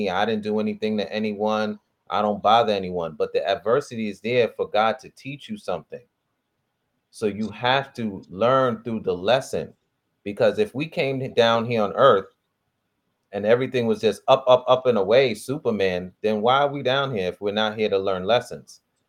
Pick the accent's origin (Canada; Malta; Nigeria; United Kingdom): Nigeria; Me being the Nigerian, like, wait a minute.